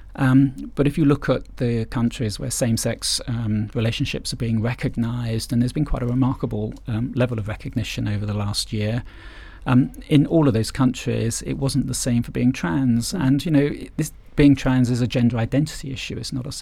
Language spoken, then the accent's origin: English; England, United Kingdom; we're English